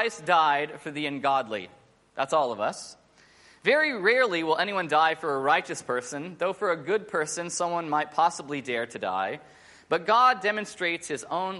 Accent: United States; moved away as an adult; now in Sydney, Australia; I'm American, but I'm not really American. I'm Aussie, but I'm not really Aussie.

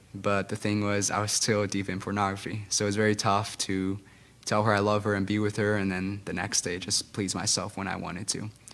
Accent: Guatemala; English is a second language; I grew up in Guatemala

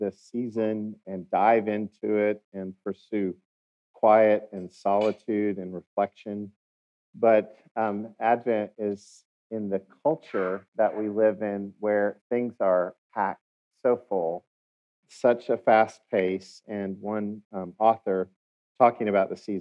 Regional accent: Oklahoma, United States; accent: Oklahoma; my Oklahoma accent

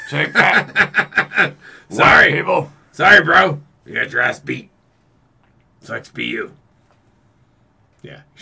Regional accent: Boston, Massachusetts, United States; I'm from Boston and everyone else is stupid.

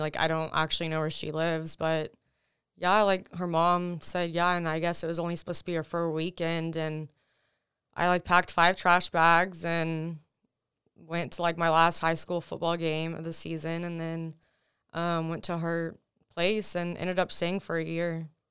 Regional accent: Texas, United States; first language Russian; English is a second language; also born or lived in Russia; I've lived, you know, in Texas ever since then

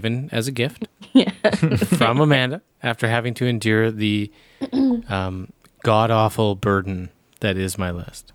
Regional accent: Canada; as a Canadian

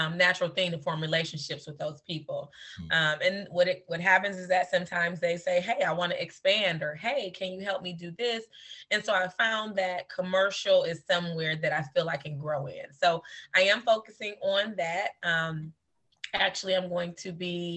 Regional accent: Detroit, Michigan, United States; also born or lived in Florida; born and bred. And so I have I spent my whole life in Detroit

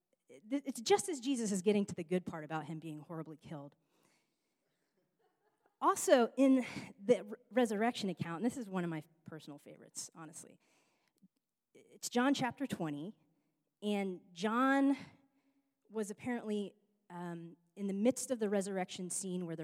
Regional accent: New York, United States; now in Los Angeles, United States; I'm from New York

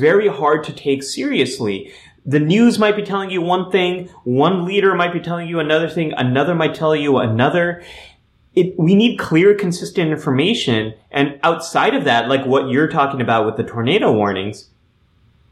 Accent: California, United States; what I grew up with in California, is we had earthquake drills from elementary school on

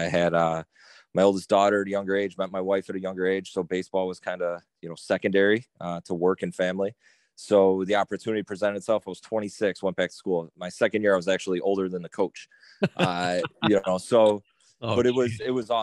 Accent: Kenmore, New York, United States; I'm from Kenmore. Born and raised, went to Kenmore West, played high school ball there

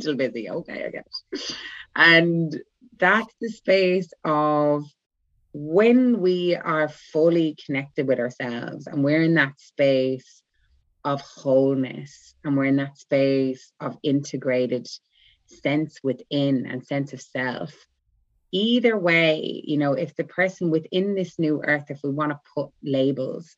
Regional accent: Ireland; first language English; moved away; also born or lived in Ibiza; I'm from Ireland. I live in Ibiza, actually. Well, I'm in Ireland now.

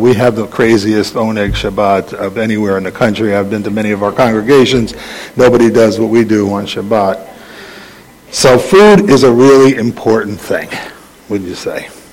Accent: New York City, New York, United States; I grew up in the Bronx

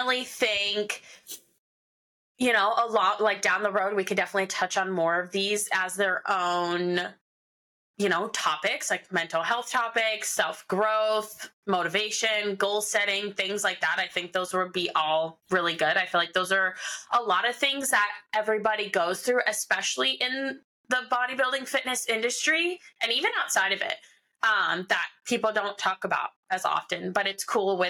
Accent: Philadelphia, Pennsylvania, United States; moved away; growing up in Philly

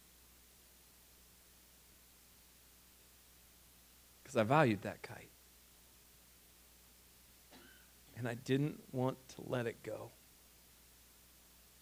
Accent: Ohio, United States; moved away; Where I grew up in Ohio, we didn't have as much wind

